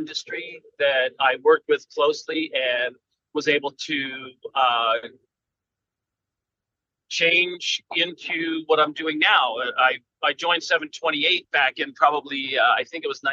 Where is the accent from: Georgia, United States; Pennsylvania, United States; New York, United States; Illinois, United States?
Pennsylvania, United States; also born or lived in California; now in Los Angeles, United States; I'm originally from Pennsylvania